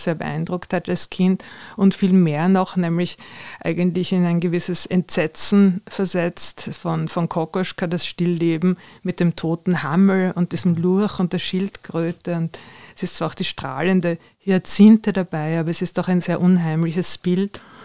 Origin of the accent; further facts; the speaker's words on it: Vienna, Austria; Ich bin ja in der Nähe des Belvedere aufgewachsen